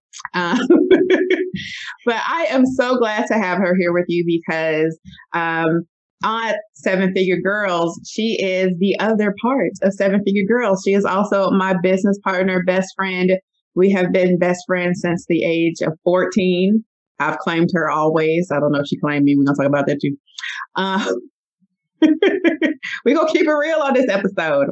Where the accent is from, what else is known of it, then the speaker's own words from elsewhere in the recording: Chicago, Illinois, United States; I'm also from the West Side. West Side. Born and raised, love it